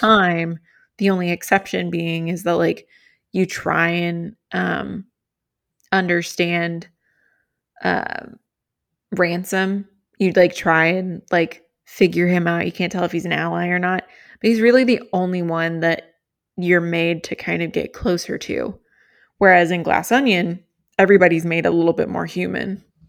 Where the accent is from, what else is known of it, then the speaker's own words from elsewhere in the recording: Kentucky, United States; I grew up in Kentucky, and that's, like, a southern thing.